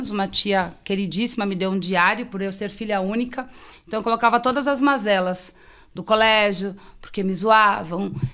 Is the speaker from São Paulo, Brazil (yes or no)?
yes; São Paulo, Brazil; eu sou da Zona Sul, né? É, e em 88, os meus pais vieram para o Guarapiranga.